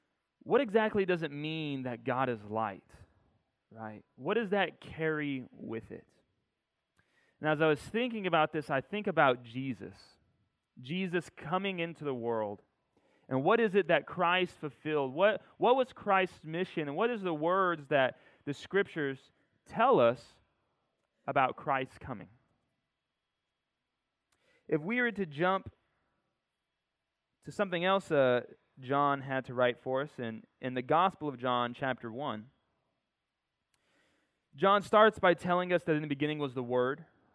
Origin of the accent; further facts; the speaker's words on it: Corona, California, United States; born there; I was born in Corona, California, in case you didn't know.